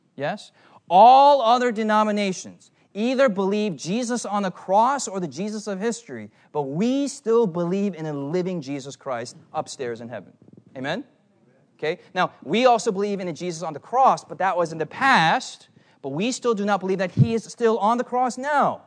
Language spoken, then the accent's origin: English; United States; I'm an American